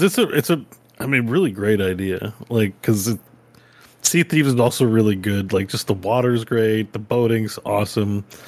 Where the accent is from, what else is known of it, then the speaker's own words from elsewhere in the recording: Canada; as a Canadian